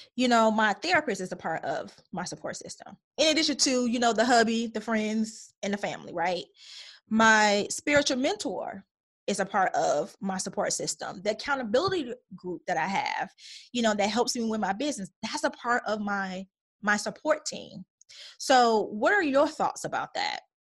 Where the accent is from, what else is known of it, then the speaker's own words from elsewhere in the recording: Chicago, Illinois, United States; moved away; also born or lived in Minnesota / Atlanta; growing up in Chicago